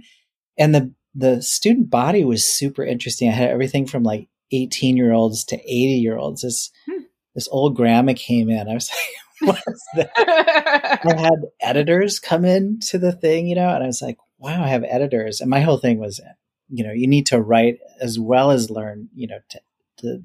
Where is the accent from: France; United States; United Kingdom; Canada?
United States; northern Minnesota; moved away as an adult; now in Washington State, United States; I went back to my hometown to see if I wanted to take over my parents' business. It was a small mining town in northern Minnesota.